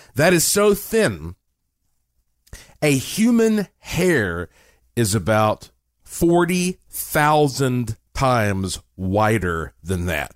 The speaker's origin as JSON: {"language": "English", "town": "Asheville", "region": "North Carolina", "country": "United States", "tie": "born or raised there", "said": "I was born in Asheville, North Carolina, in the heart of the Blue Ridge Mountains, I was born with quite a heritage because my family on both sides, uh, have been in Western North Carolina"}